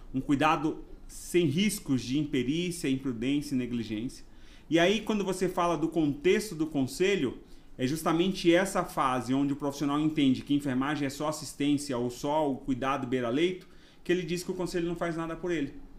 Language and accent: Portuguese; Ilhéus, Bahia, Brazil; accent: baiano; moved away as an adult; also born or lived in Osasco, São Paulo; now in São Paulo, Brazil; Tenho um sotaque baiano, mas eu sou paulista, nasci em Osasco e fui morar na Bahia com 6 anos de idade, onde eu morei por 18 anos